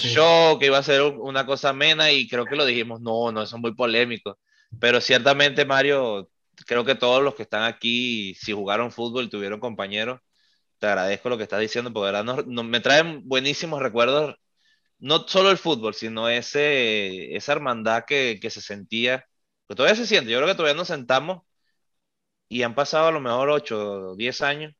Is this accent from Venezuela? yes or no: yes; Venezuela; nosotros siendo venezolanos